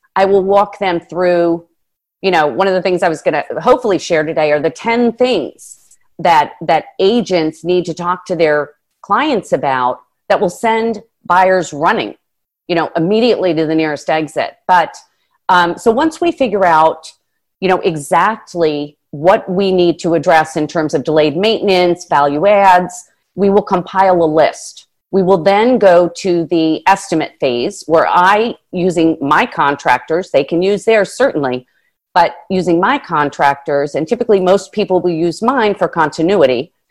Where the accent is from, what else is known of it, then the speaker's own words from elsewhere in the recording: New Jersey, United States; moved away as an adult; also born or lived in Washington, District of Columbia, United States / Palm Beach; I'm from Jersey